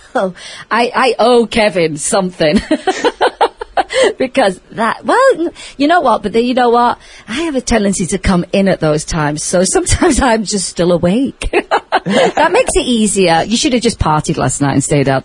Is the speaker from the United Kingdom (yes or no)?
yes; England, United Kingdom; now in Las Vegas, United States; I grew up with in England